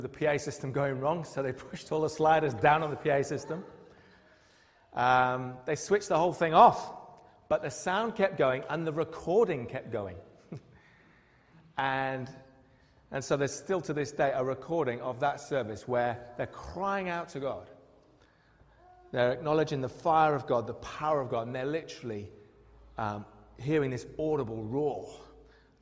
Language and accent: English; United Kingdom; we're British